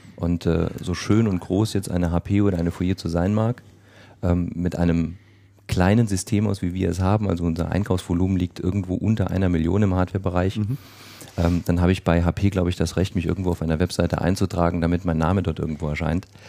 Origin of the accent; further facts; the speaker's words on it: Saarland, Germany; ich komme aus dem Saarland